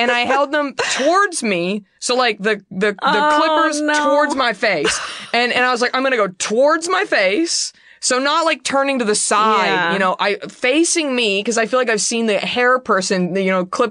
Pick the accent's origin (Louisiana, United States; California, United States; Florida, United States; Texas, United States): Texas, United States; Rowlett; my hometown of Rowlett, Texas